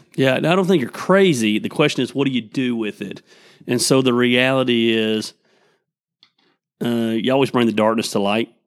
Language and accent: English; Tecula, Georgia, United States; we grew up in Tecula